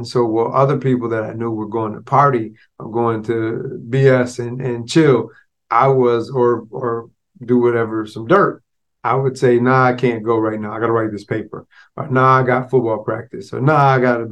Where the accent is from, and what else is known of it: Florida, United States; born or raised there